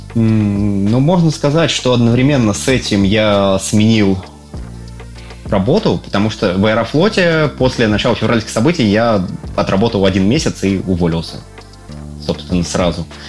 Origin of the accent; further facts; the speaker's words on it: Russia; accent: Russian; moved away as an adult; now in Serbia; люди слышат мой акцент и тут умеют различать русский акцент, э, говорят, ой, здорово, да, что из России приехали